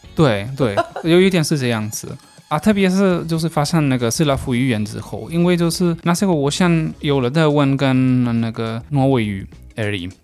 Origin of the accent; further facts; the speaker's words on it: Galicia, Spain; Chinese is a second language; moved away as an adult; also born or lived in Taoyuan, Taiwan; now in Taichung, Taiwan; 我来自加利西亚。 呃，现在已经怪五年在台湾这边